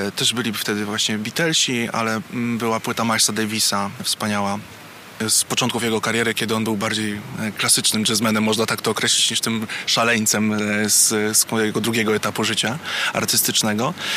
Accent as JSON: {"language": "Polish", "town": "Warsaw", "region": "Masovian Voivodeship", "country": "Poland", "tie": "born or raised there", "said": "jestem warszawiakiem od urodzenia"}